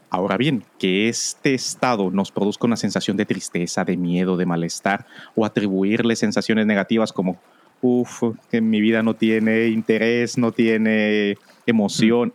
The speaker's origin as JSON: {"language": "Spanish", "country": "Guatemala", "said": "otra en mi país, en Guatemala"}